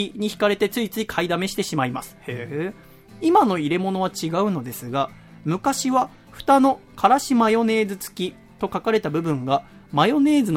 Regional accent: Iwate, Japan; now in Tokyo, Japan; 僕岩手県出身なんです

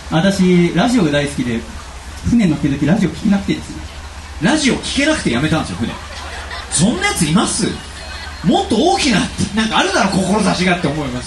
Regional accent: Higashi-Totsuka, Kanagawa, Japan; 平成元年1月10日生まれ出身は東戸塚という町です

